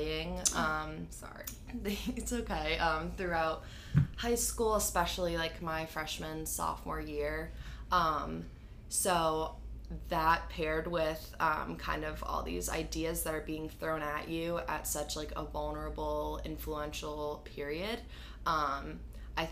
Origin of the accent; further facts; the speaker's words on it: Grafton, Massachusetts, United States; I'm from Grafton, Mass.